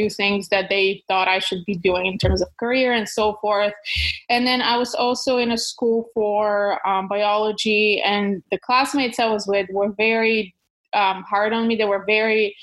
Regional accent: Kyustendil, Kyustendil Province, Bulgaria; English is a second language; moved away; I was born in Bulgaria in a small town called Kyustendil, close to the mountains

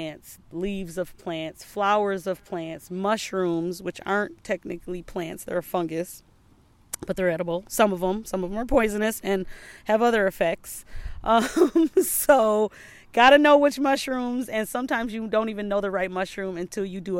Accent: Saint Paul, Minnesota, United States; I grew up in Frogtown

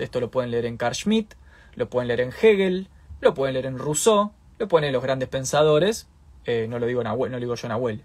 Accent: Argentina

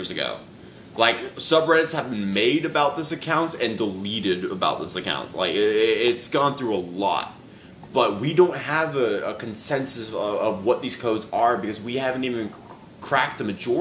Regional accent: Texas, United States; also born or lived in California; I'm from Cali and I was raised in Texas

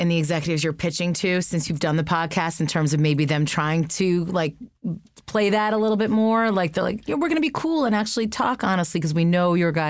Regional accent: East Coast, United States; moved away as an adult; now in Los Angeles, United States; So I come from the East Coast and just moved out here 15 months ago

